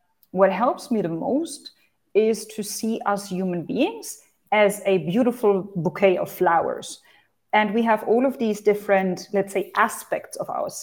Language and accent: English; Hanover, Lower Saxony, Germany; moved away as an adult; also born or lived in United Arab Emirates; I'm originally from Hanover, Germany.